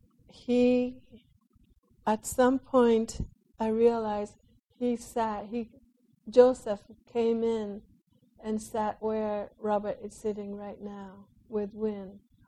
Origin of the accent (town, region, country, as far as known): Japan